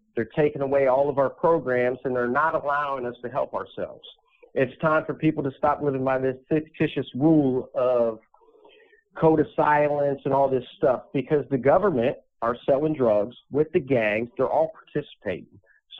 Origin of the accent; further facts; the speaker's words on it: West Palm Beach, Florida, United States; also born or lived in Little Rock / Chicago / Cleveland / Russell's Point; I grew up in West Palm Beach, Florida. I lived in Little Rock, Arkansas. I lived in Chicago, Cleveland, Ohio, Russell's Point, Ohio.